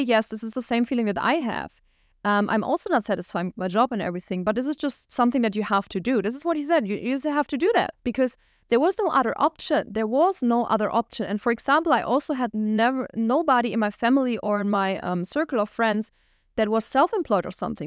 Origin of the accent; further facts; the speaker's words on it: Germany; moved away as an adult; also born or lived in Düsseldorf, Germany; We lived at the border of Switzerland